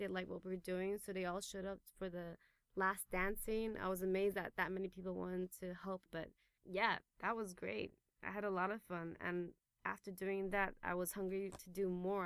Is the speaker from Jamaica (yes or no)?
no; Taipei, Taiwan; moved away as an adult; also born or lived in England; Born and raised in Taipei, and I grew up uh, going to international school here at Taipei European School